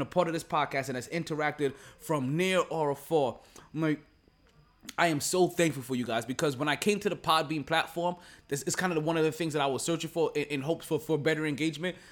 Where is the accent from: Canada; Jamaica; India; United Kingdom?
Jamaica; as a Jamaican, like, we use a whole different side of the pork